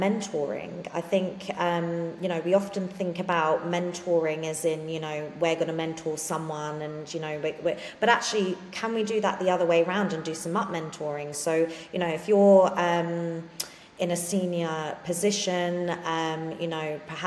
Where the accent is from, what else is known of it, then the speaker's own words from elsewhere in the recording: London, United Kingdom; I grew up in London